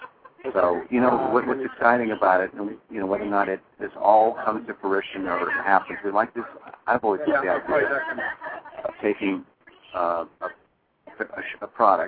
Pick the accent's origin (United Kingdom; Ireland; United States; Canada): Ireland; being an Irish guy, people will tell you, is I take a story, I take a kernel of something and then exaggerate it 10 times.